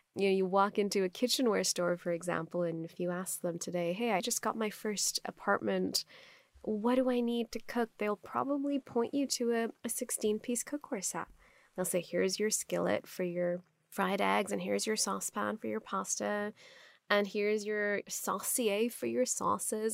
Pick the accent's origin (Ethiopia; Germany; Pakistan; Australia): Pakistan; first language Urdu; English is a second language; moved away as an adult; also born or lived in Stanford, United States / Dubai, United Arab Emirates; now in Los Angeles, United States; if you grew up in Pakistan, now I live in Los Angeles